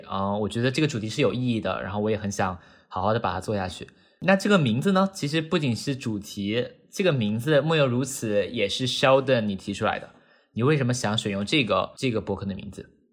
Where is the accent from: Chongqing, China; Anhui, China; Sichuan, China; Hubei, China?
Hubei, China; Wuhan; now in New York, United States; 我来自武汉，现在生活在纽约，在一家小的银行做关于股票衍生品相关的工作